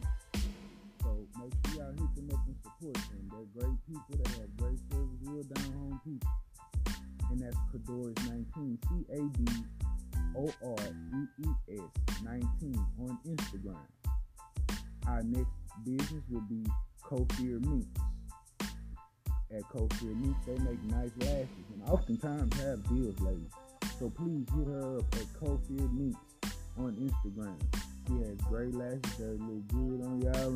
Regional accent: Houston, Texas, United States; I come from the north side of Houston. I lived all over the north side of Houston

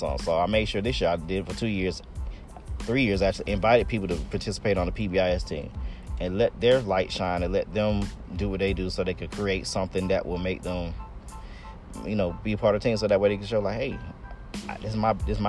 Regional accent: East Point, Georgia, United States; I'm from East Point. I went to Tri-Cities

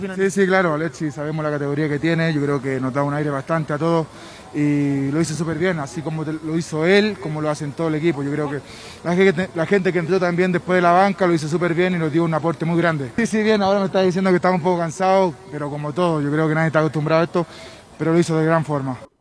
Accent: Chile

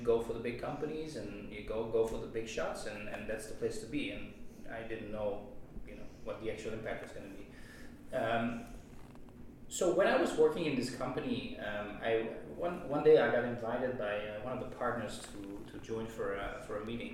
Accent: Netherlands; moved away as an adult; also born or lived in Taiwan; I'm from the Netherlands, right? And we tend to be a pretty free, liberal country

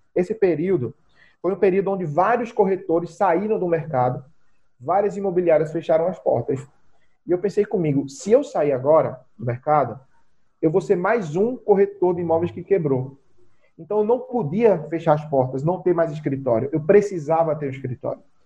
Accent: Zona da Mata, Pernambuco, Brazil; also born or lived in Recife metropolitan region; eu sou natural da zona da mata de Pernambuco, né? O famoso matuto, eu sou do interior da, de Pernambuco

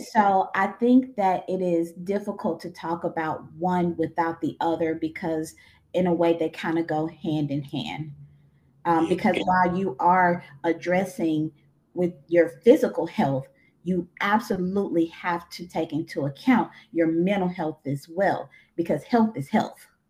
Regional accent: Eudora, Arkansas, United States; also born or lived in Crossett, Arkansas; now in Little Rock, United States; I'm from Eudora, Arkansas

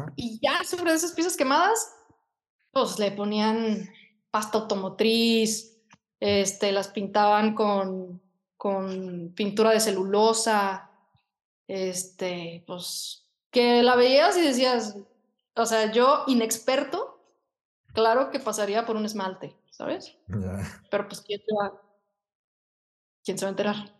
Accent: Guadalajara, Jalisco, Mexico; also born or lived in England; yo desde que tengo 16 años quería ser diseñadora de modas y pues aquí en Guadalajara

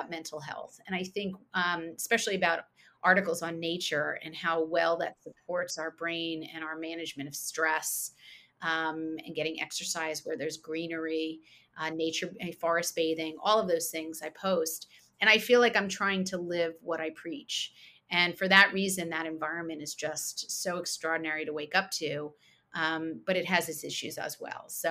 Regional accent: outside of Princeton, New Jersey, United States; moved away as an adult; also born or lived in New York City, United States / Philadelphia, United States; we moved to where I grew up outside of Princeton, New Jersey

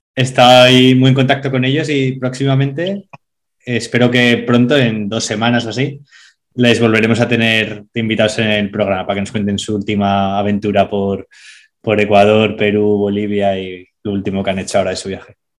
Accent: Zaragoza, Aragon, Spain; yo soy de Zaragoza

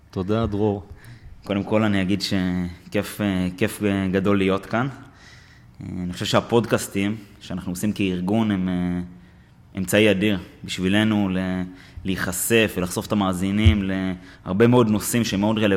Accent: Kfar Yehezkel, Northern District, Israel; אני בתור מושבניק שגדל בכפר יחזקאל בעמק חרוד

